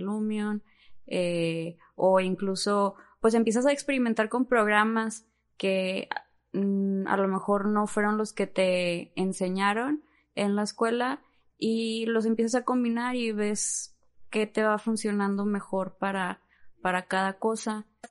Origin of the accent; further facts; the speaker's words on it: Monterrey, Nuevo León, Mexico; first language Spanish; soy aquí de Monterrey